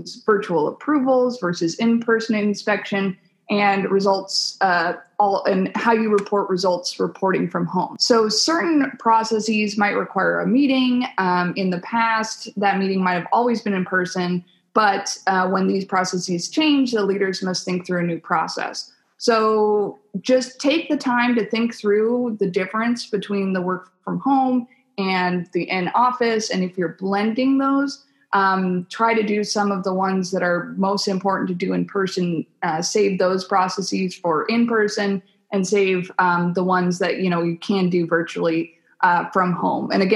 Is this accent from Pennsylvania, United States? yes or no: no; Virginia, United States; I'm from Virginia myself